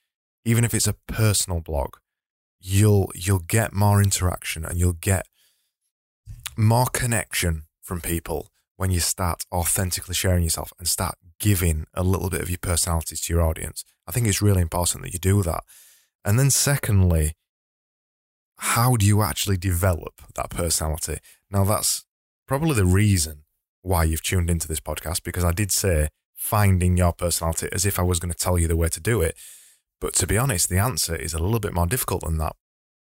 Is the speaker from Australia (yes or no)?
no; Yorkshire and the Humber, United Kingdom; accent: broad Yorkshire; just so you find it easier to understand my broad Yorkshire accent.